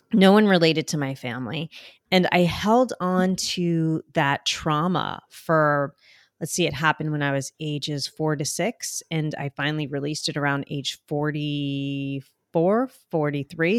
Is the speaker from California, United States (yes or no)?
no; New Jersey, United States; accent: Jersey; my Jersey accent.